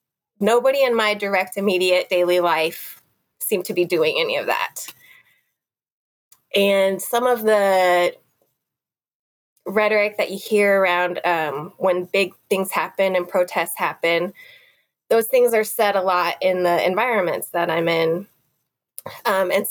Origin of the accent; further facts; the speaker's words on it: Nebraska, United States; also born or lived in Missouri, United States / South Korea; I grew up in Nebraska and Missouri